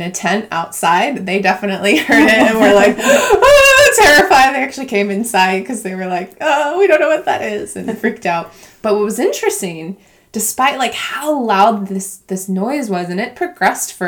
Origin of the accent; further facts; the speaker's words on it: Colorado, United States; moved away; I grew up in Colorado, which is more in the west, like Midwest part of the country